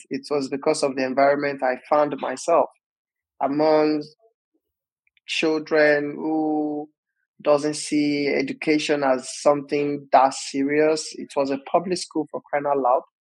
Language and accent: English; Osun, Nigeria; moved away as an adult; now in Bristol, United Kingdom; I was born in Osun State, Nigeria, and so far so good. I currently live in the United Kingdom with my family